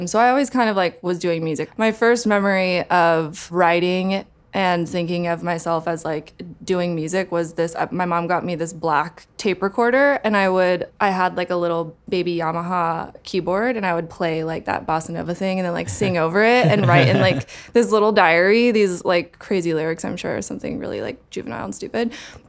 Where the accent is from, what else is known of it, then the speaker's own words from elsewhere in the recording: Portland, Oregon, United States; born there; So I was born in Portland, Oregon.